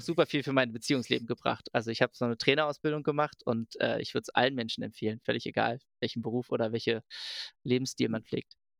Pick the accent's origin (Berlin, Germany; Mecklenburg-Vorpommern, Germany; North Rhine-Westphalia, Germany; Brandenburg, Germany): Berlin, Germany; ich komme aus Berlin